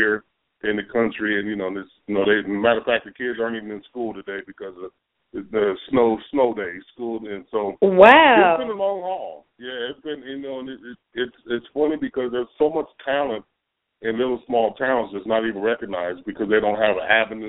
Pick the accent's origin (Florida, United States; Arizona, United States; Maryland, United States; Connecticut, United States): Arizona, United States; Flagstaff; now in Los Angeles, United States; I was born in Flagstaff, Arizona, and not too many people know about that little town.